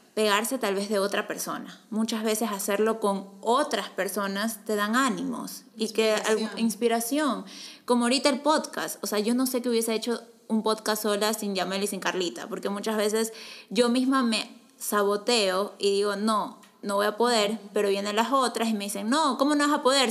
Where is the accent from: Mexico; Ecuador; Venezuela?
Ecuador; soy de Ecuador